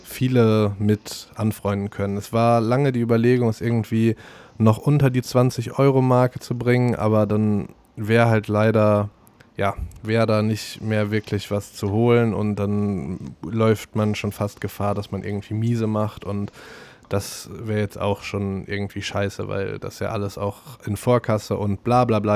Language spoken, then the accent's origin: German; Morsbach, North Rhine-Westphalia, Germany; moved away; also born or lived in Cologne; in meiner alten Heimat Morsbach